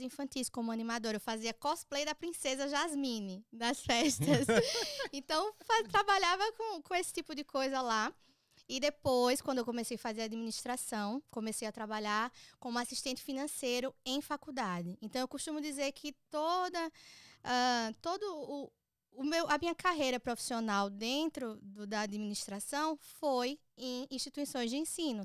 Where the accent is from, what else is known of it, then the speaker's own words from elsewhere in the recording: Maceió, Alagoas, Brazil; moved away as an adult; now in United States; eu sou nascida e criada em Maceió